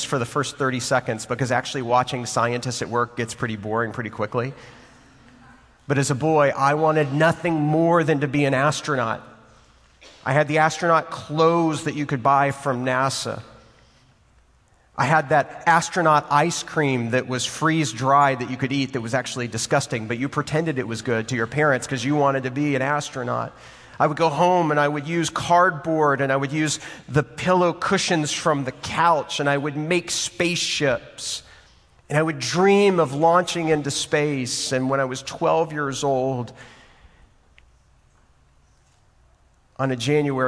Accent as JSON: {"language": "English", "town": "Waco", "region": "Texas", "country": "United States", "tie": "born or raised there", "also_born_or_lived": "Houston, Texas", "said": "I was born in Houston, Texas, and I grew up in Waco, Texas"}